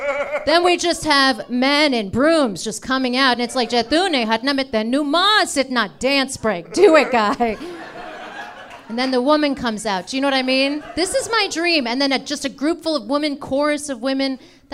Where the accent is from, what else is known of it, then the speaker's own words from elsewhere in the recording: India; I'm an Indian person, you can tell by my face and your eyes.